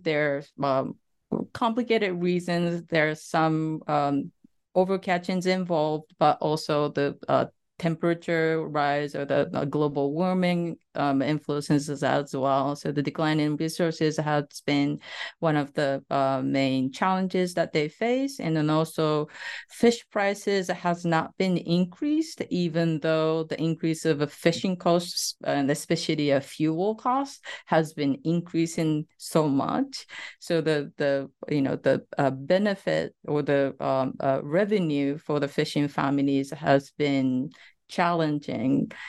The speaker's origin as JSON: {"language": "English", "region": "Saitama", "country": "Japan", "tie": "born or raised there", "also_born_or_lived": "Tokyo", "moved": "yes", "said": "I was born in a coastal West a prefecture named the Sa-, Saitama Prefecture"}